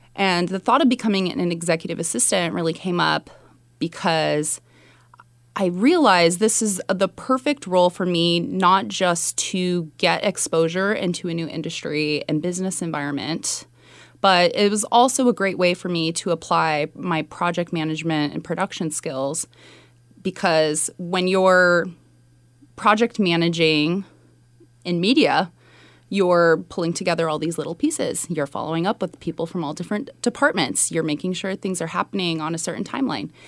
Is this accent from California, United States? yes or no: yes; Sunnyvale, California, United States; born or raised there; moved away as an adult; also born or lived in Mountain View, California / New York